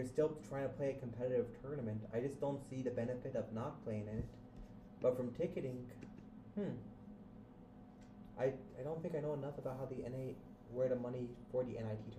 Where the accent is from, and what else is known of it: Arizona, United States; born or raised there; moved away